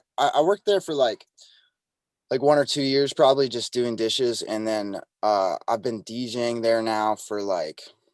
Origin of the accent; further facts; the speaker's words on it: Montana, United States; now in Nashville, United States; I grew up in Montana